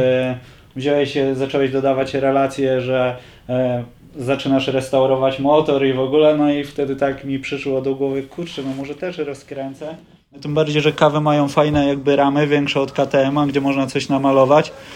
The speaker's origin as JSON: {"language": "Polish", "region": "Lower Silesian Voivodeship", "country": "Poland", "said": "jestem z Dolnego Śląska"}